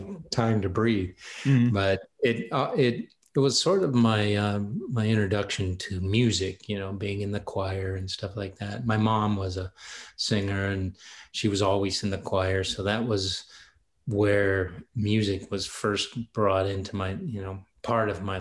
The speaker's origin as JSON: {"language": "English", "region": "Michigan", "country": "United States", "tie": "born or raised there", "also_born_or_lived": "Elkhart, Indiana", "said": "I grew up mostly in Michigan."}